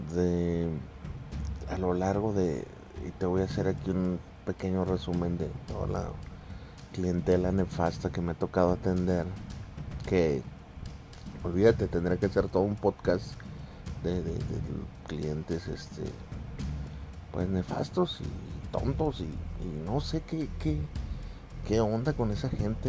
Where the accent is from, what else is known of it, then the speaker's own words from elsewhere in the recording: Mexico; nosotros como mexicanos